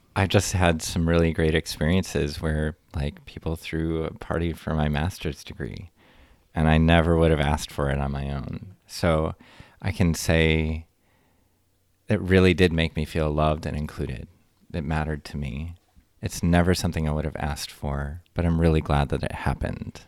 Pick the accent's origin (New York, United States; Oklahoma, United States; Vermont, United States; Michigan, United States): Michigan, United States; near Detroit; moved away as an adult; now in Madison, United States; I'm from near Detroit, Michigan